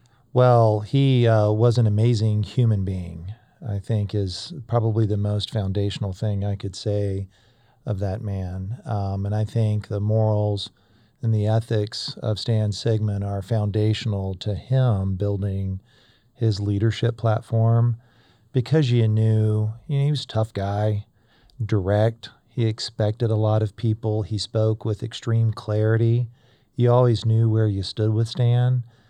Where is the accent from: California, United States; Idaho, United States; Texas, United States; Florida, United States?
Florida, United States; I grew up in North Florida.